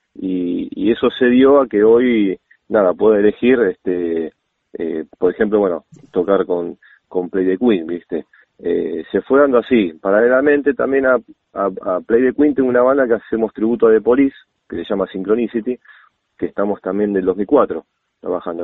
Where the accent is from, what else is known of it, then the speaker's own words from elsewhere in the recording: Buenos Aires, Argentina; moved away as an adult; now in Vicente López, Argentina; yo nací en Capital, en un barrio que se llama Villa Soldati